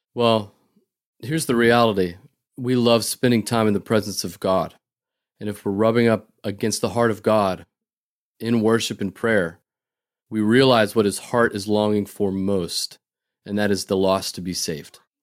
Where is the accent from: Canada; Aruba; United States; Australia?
United States; North Dakota; moved away as an adult; now in Boston, United States; I grew up in North Dakota